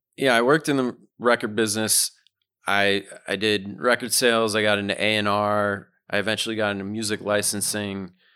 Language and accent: English; Massachusetts, United States; moved away as an adult; now in Brooklyn, United States; I grew up in Massachusetts.